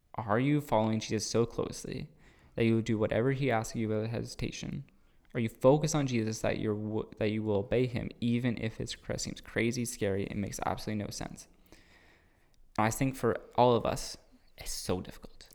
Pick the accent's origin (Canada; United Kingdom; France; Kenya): Canada; Cambridge, Ontario; I'm from Cambridge